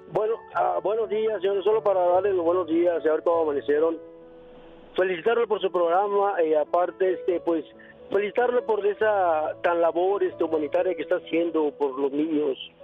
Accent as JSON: {"language": "Spanish", "town": "Santa Fe", "region": "New Mexico", "country": "United States", "said": "Yo soy de Santa Fe, Nuevo México, trabajo en Las Vegas, Nuevo México."}